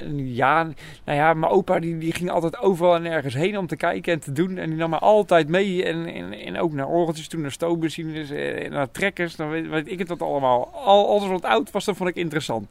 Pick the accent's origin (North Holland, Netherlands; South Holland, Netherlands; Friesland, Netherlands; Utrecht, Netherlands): South Holland, Netherlands; Nieuwkoop; ik kom uit Nieuwkoop